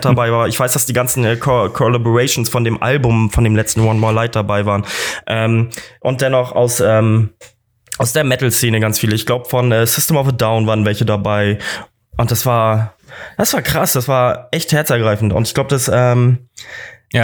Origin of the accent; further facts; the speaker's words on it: Kiel, Schleswig-Holstein, Germany; moved away as an adult; now in Munich, Germany; Props an meine Heimat